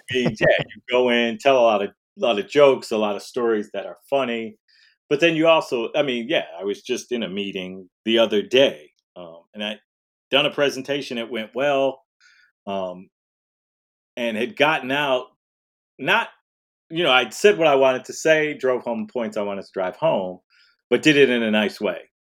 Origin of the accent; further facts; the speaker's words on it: Detroit, Michigan, United States; I grew up in Detroit, so I was around black people